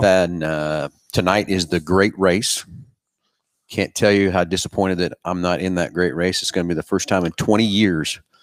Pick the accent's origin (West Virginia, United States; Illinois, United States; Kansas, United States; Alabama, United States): Kansas, United States; Halstead; my hometown